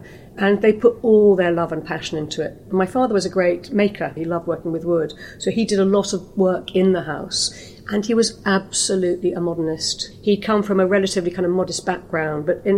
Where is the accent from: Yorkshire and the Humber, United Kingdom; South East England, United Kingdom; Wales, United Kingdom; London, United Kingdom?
London, United Kingdom; Greenwich; I was born in Greenwich.